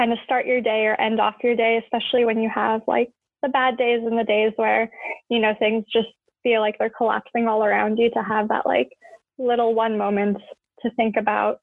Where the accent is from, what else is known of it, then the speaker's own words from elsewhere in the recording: Edmonton, Alberta, Canada; also born or lived in Tehran, Iran; So I currently live in Edmonton, Alberta, in Canada, and I've lived here almost my whole life. I was born in Tehran, Iran, and we immigrated here in 1999 when I was turning 4 years old.